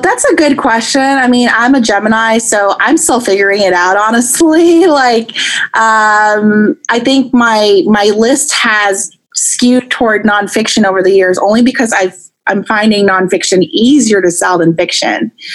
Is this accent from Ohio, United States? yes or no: no; Long Island, New York, United States; now in Northern California, United States; I, I grew up in Long Island, New York, actually, and my entire family is on the East Coast. So I'm actually in Northern California